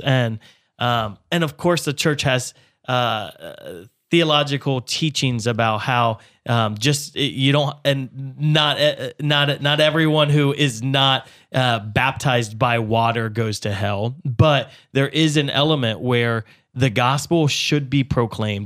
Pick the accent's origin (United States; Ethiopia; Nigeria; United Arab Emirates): United States; as an American, uh, I live wealthier than any other person in the world